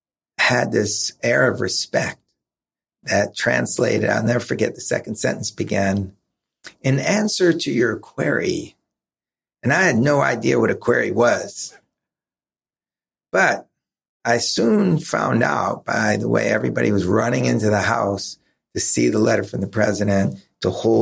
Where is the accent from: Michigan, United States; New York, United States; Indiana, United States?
New York, United States; I grew up in New York, so we had Channel 11, Channel 5, which were local New York stations